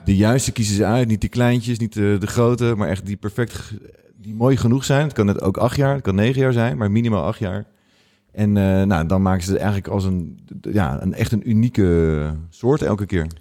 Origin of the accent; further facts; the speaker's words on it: Rotterdam, South Holland, Netherlands; moved away as an adult; also born or lived in Amsterdam; ik kom uit Rotterdam